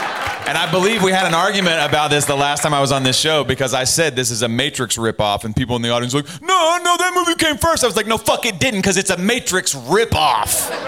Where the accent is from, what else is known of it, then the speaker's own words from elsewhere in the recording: Kentucky, United States; being a Kentucky boy myself.